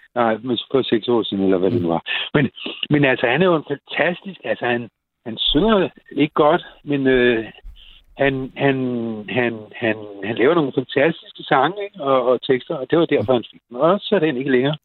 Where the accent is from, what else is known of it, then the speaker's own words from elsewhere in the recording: Copenhagen, Capital Region of Denmark, Denmark; os københavnere